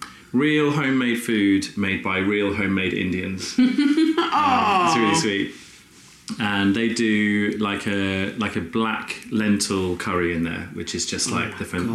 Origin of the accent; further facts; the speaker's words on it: Rugby, West Midlands, United Kingdom; moved away; also born or lived in Brighton; I'm from Rugby originally in the Midlands.